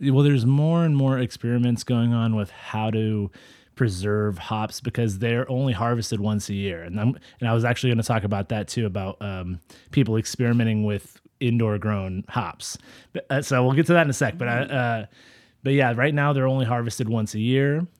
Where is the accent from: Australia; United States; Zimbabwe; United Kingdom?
United States; Central Valley, California; I'm from the Central Valley